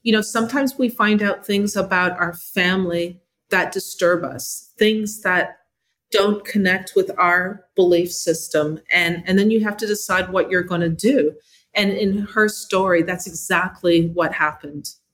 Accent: Canada; also born or lived in Jamaica (parents); now in United States; I am an immigrant. I'm from Canada

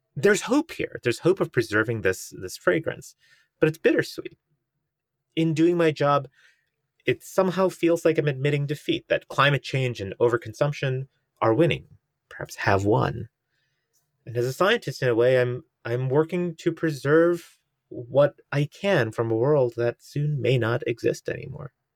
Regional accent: United States; as an Indian American

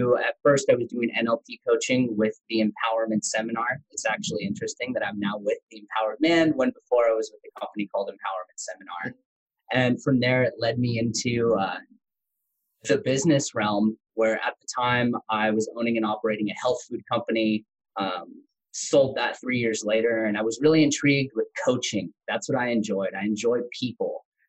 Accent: Tennessee, United States; accent: country; I grew up in Tennessee. So grew up on a small farm, in Tennessee, had a country accent, got to grow up all around the U.S. with my dad being in the military and special forces.

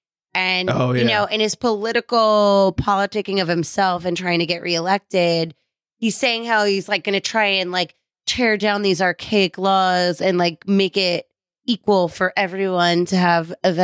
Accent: New York, United States; I just cannot do it as a New Yorker.

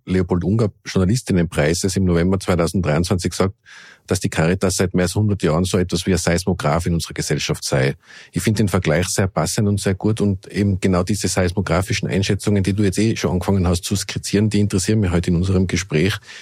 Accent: Innsbruck, Tyrol, Austria; in Innsbruck, in meiner Heimatstadt

